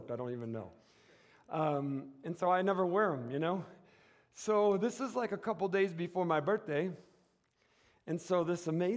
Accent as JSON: {"language": "English", "town": "Detroit", "region": "Michigan", "country": "United States", "moved": "yes", "lives_now": "Tucson, United States", "said": "I'm from Detroit area and that I was a Lions fan growing up"}